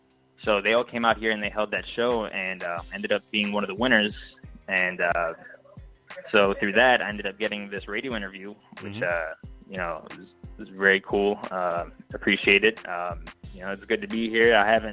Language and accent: English; Harrisburg, Pennsylvania, United States; moved away as an adult; also born or lived in New Jersey; now in Los Angeles, United States; I was born in Jersey, and I still got a couple siblings that live in Jersey, but I was mainly raised in Harrisburg, Pennsylvania.